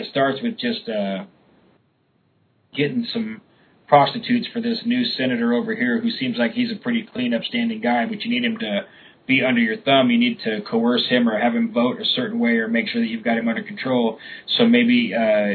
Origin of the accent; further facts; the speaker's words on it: Sacramento, California, United States; I was from Sacramento, and you know, that's what all the kids did